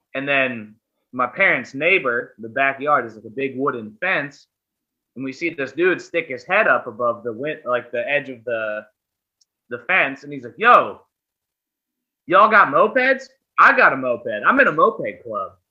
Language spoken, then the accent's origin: English; Pittsburgh, Pennsylvania, United States; I'm from Pittsburgh, Pennsylvania.